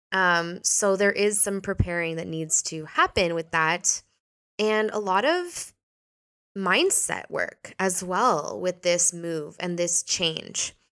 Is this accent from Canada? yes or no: yes; Canada; now in Portugal; I was born in Canada, but now I live here.